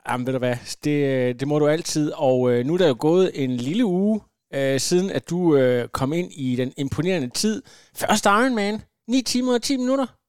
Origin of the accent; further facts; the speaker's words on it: Ringkøbing, Central Denmark Region, Denmark; Jeg kommer ud fra Ringkøbing